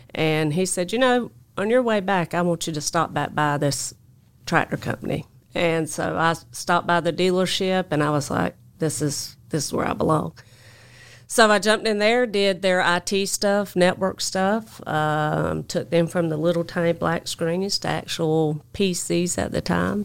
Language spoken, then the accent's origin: English; Jacksonville, North Carolina, United States; accent: twang; also born or lived in Alabama; I grew up in Jacksonville, North Carolina